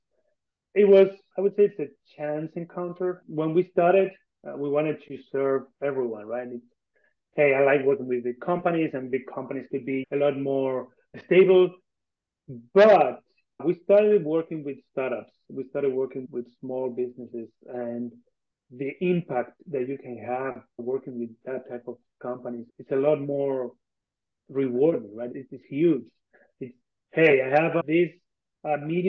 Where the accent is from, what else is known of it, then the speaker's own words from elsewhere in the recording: Argentina; moved away as an adult; I'm from Argentina. I was born and raised here. I spent some time abroad, but then I came back.